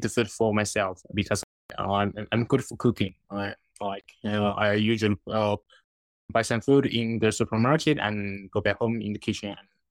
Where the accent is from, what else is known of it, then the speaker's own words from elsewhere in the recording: China; English is a second language; moved away as an adult; also born or lived in Shenzhen; now in Moscow, Russia; I'm Chinese, so Russian language is not my mother language